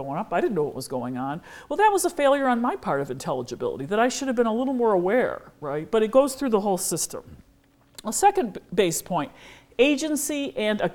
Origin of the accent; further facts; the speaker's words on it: United States; as an American